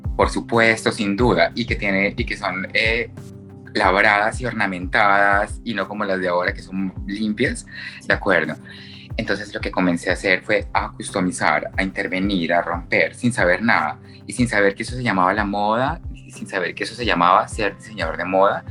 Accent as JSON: {"language": "Spanish", "town": "Bucaramanga", "region": "Santander", "country": "Colombia", "tie": "born or raised there", "said": "nací en Bucaramanga, eh, tengo 33 años"}